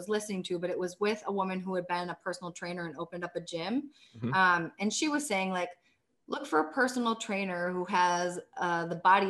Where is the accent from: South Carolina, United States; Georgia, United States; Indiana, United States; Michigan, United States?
Michigan, United States; Grand Rapids; moved away as an adult; also born or lived in Chile; this gym in my hometown, one bike ride away from me